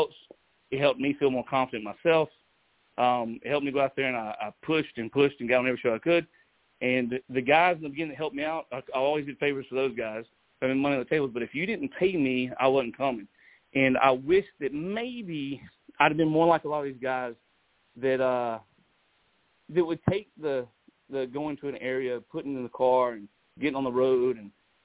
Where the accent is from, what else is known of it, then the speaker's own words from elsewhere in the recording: Manchester, Georgia, United States; I grew up in Manchester, Georgia.